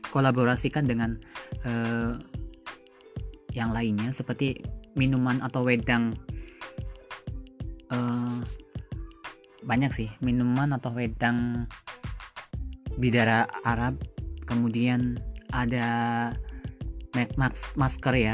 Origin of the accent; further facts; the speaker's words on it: Brebes, Central Java, Indonesia; saya hidupnya di desa kemudian saya ha harus membangun desa itu saya harus menggali apa yang ada di desa saya desa saya itu di Brebes ya terkenalnya itu ada bawang dan telur asin